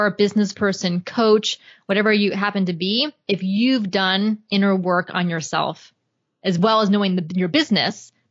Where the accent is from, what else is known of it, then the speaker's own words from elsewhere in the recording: Florida, United States; so I was born and raised in Florida. I lived in Atlanta, Georgia for four years when I was going to graduate school at Emory. But other than that, I've lived in Florida my entire life and I love Florida.